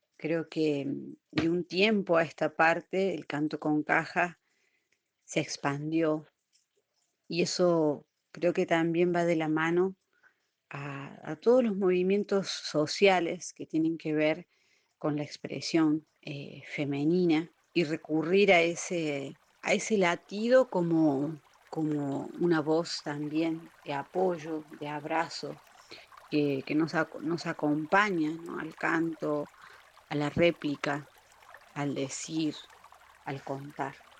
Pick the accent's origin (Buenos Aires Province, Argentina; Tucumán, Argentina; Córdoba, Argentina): Córdoba, Argentina; Cosquín; soy de Cosquín, las sierras de Córdoba.